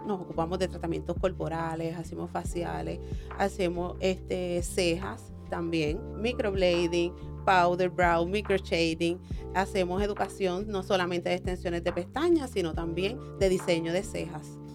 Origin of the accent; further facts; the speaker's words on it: Orocovis, Puerto Rico; now in Ponce, Puerto Rico; es orocobeña, pero vivo en Ponce hace más de 10 años, así que soy ponceña adoptada